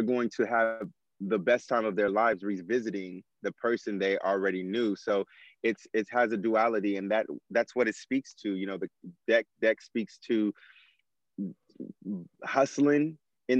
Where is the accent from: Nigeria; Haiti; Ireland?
Nigeria; I'm Nigerian, and community, brotherhood, family is such a big portion of my culture.